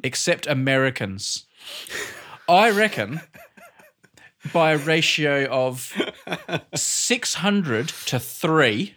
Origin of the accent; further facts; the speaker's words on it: Australia; now in United Kingdom; Australian in Britain